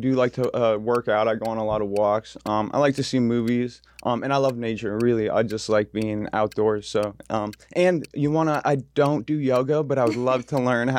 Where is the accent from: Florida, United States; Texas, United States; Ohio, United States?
Ohio, United States; Warren; moved away as an adult; now in California, United States; We established that. I'm from Warren, Ohio. Like I said, I'm very family oriented. I'm 29 years old, a U.S. Navy veteran.